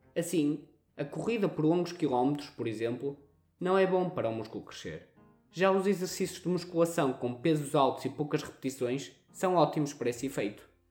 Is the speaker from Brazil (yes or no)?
no; Northern Portugal, Portugal; accent: pronúncia do norte; temos a pronúncia do norte